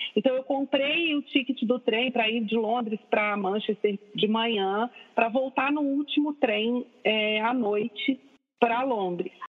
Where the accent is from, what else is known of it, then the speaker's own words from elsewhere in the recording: Brasília, Federal District, Brazil; moved away as an adult; now in Rio de Janeiro, Brazil; eu sou de Brasília